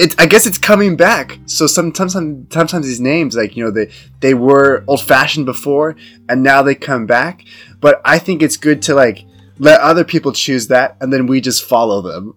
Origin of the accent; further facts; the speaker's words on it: United States; moved away as an adult; now in China; I'm from the United States, but uh, because I'm I'm living and working in China